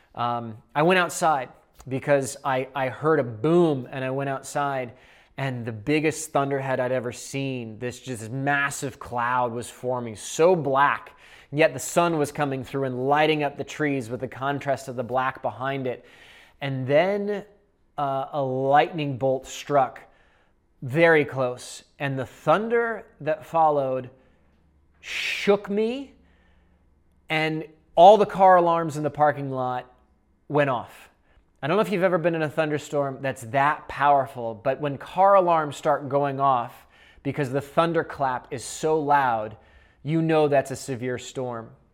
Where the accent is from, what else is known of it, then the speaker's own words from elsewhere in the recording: Seattle, Washington, United States; moved away as an adult; also born or lived in Boulder, Colorado; I'm from the Northwest. I'm from Seattle. And when I was eighteen, I went to Boulder, Colorado